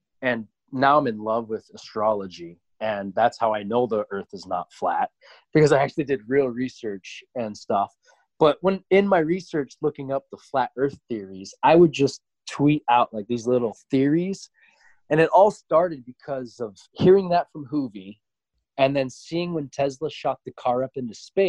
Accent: Montana, United States; moved away; also born or lived in Boston, Massachusetts; I was born in Boston, but growing up in Montana

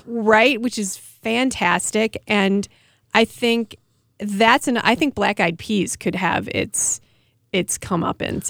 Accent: Milwaukee, Wisconsin, United States; I come from Milwaukee

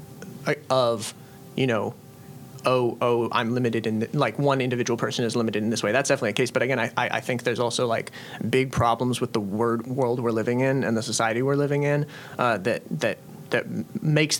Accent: Storrs, Connecticut, United States; now in Philadelphia, United States; I grew up in Connecticut

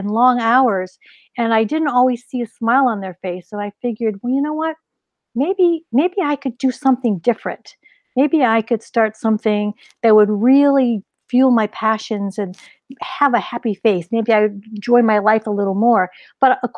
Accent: northeastern Ohio, United States; also born or lived in Pennsylvania; I grew up in the Midwest. I was actually born in Pennsylvania, but then my family, when I was at a very young age, moved to northeastern Ohio along Lake Erie

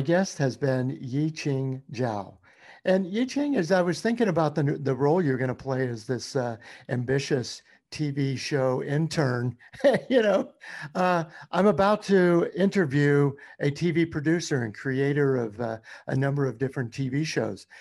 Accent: Louisiana, United States; moved away; also born or lived in Baton Rouge; that is my home state, Louisiana

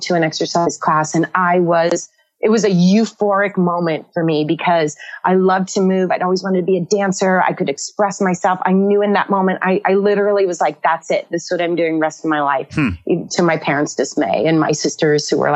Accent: Northern California, United States; I grew up in Northern California, one of 11 kids

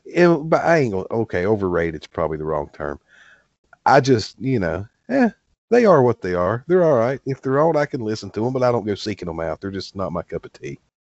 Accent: the South, United States; I grew up in the South

